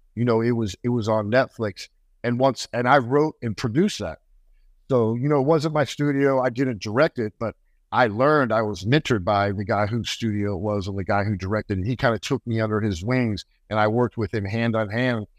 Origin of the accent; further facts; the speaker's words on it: United States; I'm American